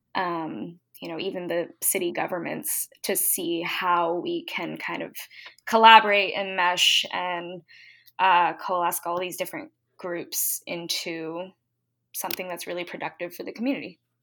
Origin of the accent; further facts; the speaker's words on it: Virginia Beach, Virginia, United States; also born or lived in Washington, District of Columbia, United States / San Francisco; I grew up in Virginia Beach